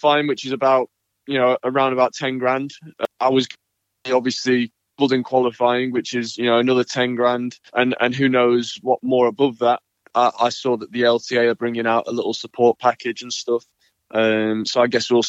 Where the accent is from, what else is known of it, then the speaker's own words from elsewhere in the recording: United Kingdom; as a British player, we didn't have Wimbledon